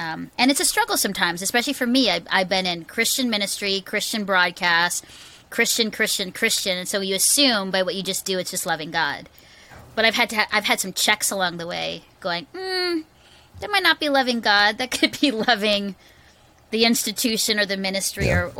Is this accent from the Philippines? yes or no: yes; Philippines; also born or lived in Singapore; I, I grew up in the Philippines, just context. I was actually adopted out of an orphanage by Canadian missionaries.